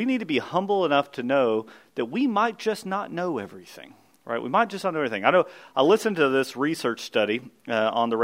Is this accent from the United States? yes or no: yes; Kentucky, United States; we grew up in Kentucky, and so we had thick Kentucky fescue.